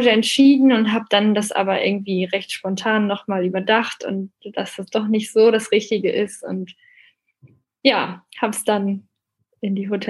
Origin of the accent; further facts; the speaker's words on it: Northern Germany, Germany; in Bremen, also eben eine Stunde von mir. Ich komme eben aus Norddeutschland.